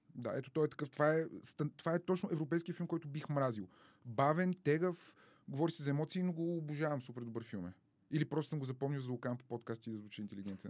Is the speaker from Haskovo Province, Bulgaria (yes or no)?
yes; Dimitrovgrad, Haskovo Province, Bulgaria; moved away; also born or lived in Carbondale, Illinois, United States; аз съм от Димитровград